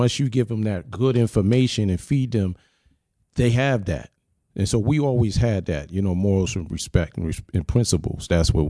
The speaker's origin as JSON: {"language": "English", "town": "Philadelphia", "region": "Pennsylvania", "country": "United States", "tie": "born or raised there", "said": "You know, I was raised in Philly for a bit."}